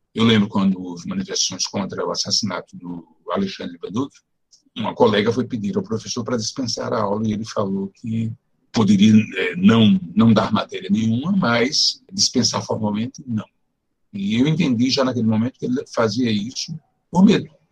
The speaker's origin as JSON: {"language": "Portuguese", "town": "Natal", "region": "Rio Grande do Norte", "country": "Brazil", "tie": "born or raised there", "moved": "as an adult", "lives_now": "São Paulo, Brazil", "said": "Eu nasci em Natal, Rio Grande do Norte, onde eu vivi até 19 anos eu vim morar em São Paulo no início de 1970"}